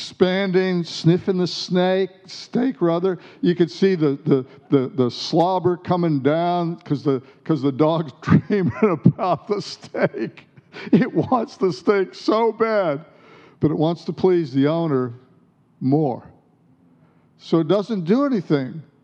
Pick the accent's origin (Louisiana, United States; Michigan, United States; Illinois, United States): Michigan, United States; Detroit; now in Australia; where I grew up in Detroit